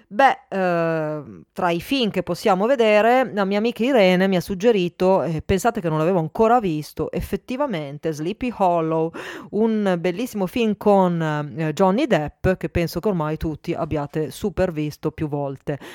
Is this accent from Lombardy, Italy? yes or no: yes; Milan, Lombardy, Italy; now in Turin, Italy; sono nata a Milano, abito a Torino